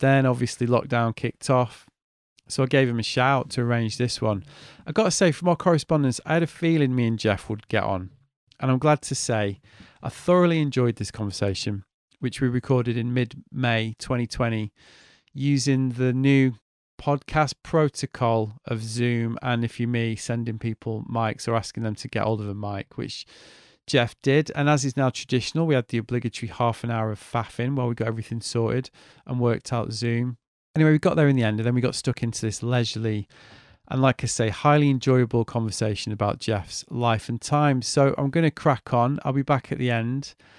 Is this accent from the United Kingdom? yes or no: yes; Manchester, North West England, United Kingdom; moved away as an adult; now in Brighton, United Kingdom; I'm from Manchester originally